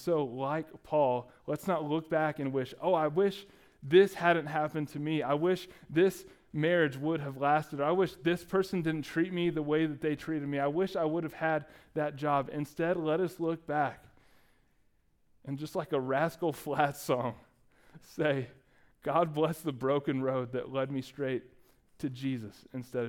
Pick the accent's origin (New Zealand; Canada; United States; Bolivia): United States; Dallas, Texas; moved away; I ended up going to every Dallas County Community College that was available in our hometown